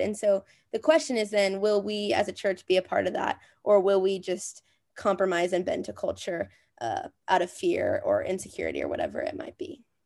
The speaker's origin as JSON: {"language": "English", "region": "Minnesota", "country": "United States", "tie": "born or raised there", "moved": "as an adult", "lives_now": "Texas, United States", "said": "I grew up in Minnesota"}